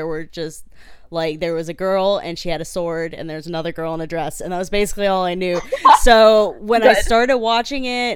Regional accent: Mississippi, United States; I'm from Mississippi.

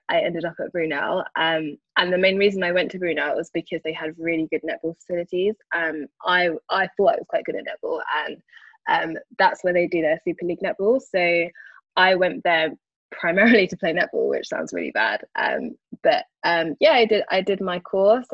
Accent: London, United Kingdom; I grew up in Brixton, born and raised, um, although I currently live in Northwest London now

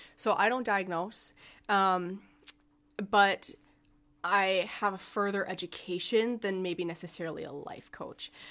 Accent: Alexandria, Minnesota, United States; moved away as an adult; now in Morris, United States; I am originally from Alexandria, and I moved to Morris for college.

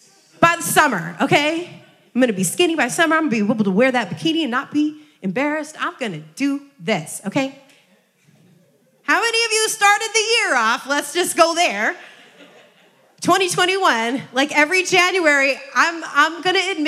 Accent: Iowa, United States; I grew up in Iowa

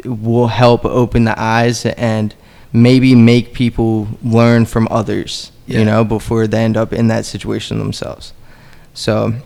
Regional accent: Levittown, United States; growing up in the Levittown area

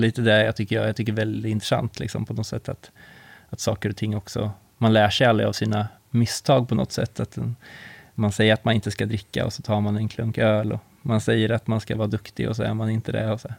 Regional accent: Karlskoga, Örebro County, Sweden; jag kommer ju från Karlskoga

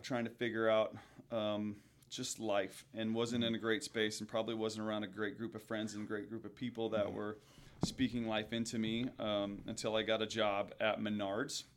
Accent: Pekin, Illinois, United States; I grew up in Pekin, which is right outside of Peoria

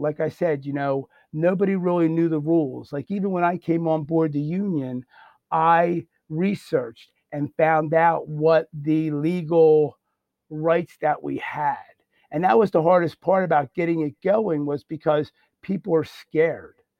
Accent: Bensalem, Pennsylvania, United States; also born or lived in Croydon, Pennsylvania; I'm originally from Ben Salem

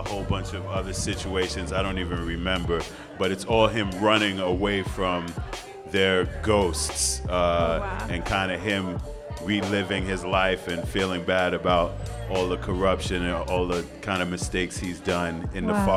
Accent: New York City, New York, United States; born and raised in New York

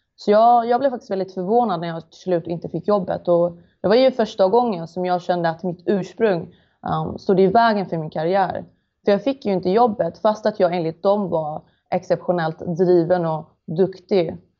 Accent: Malmö, Skåne, Sweden; Jag är född och uppvuxen i Malmö

